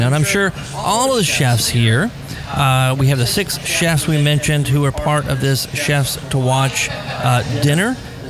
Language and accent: English; Baton Rouge, Louisiana, United States; I grew up in Baton Rouge.